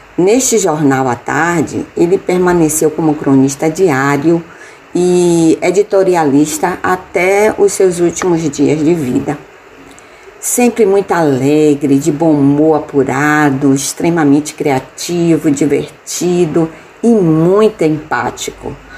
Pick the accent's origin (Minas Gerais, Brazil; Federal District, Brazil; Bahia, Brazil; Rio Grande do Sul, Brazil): Bahia, Brazil; Salvador; moved away as an adult; now in Spain; Eu nasci em Salvador, Bahia, e hoje moro na Espanha com o meu esposo